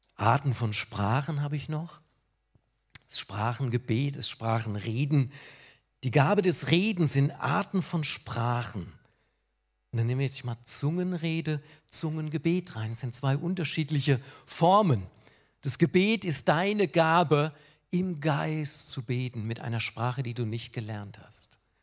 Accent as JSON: {"language": "German", "country": "Germany", "said": "Ich als Deutscher"}